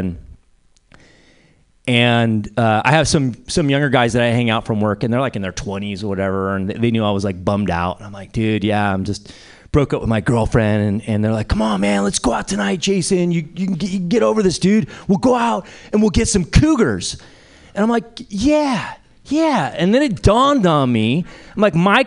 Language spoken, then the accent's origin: English; Bay Area, California, United States; also born or lived in Spain; I grew up here in the Bay Area and, you know, spent a lot of time in San Francisco as a kid.